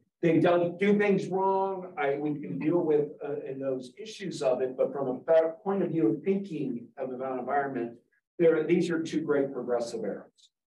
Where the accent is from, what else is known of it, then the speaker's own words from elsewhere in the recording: Toledo, Ohio, United States; Where I grew up around Toledo is the Black Swamp.